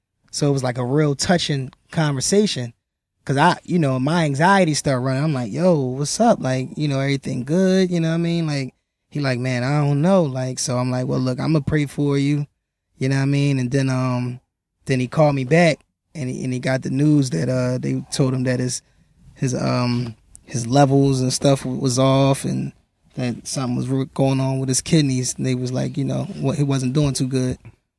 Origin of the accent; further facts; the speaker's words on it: Philadelphia, Pennsylvania, United States; I'm from Philly